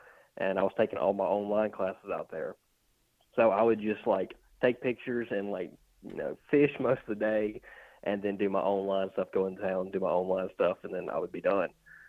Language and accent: English; West Point, Mississippi, United States; I'm actually from my hometown in West Point.